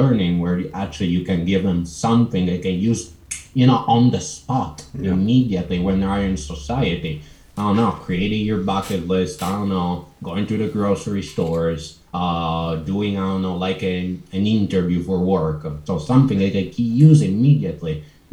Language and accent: English; Italy; I'm from Italy.